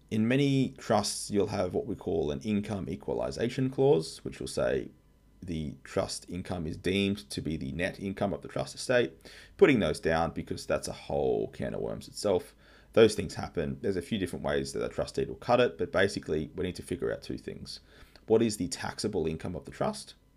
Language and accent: English; Australia; I'm an Aussie tax lawyer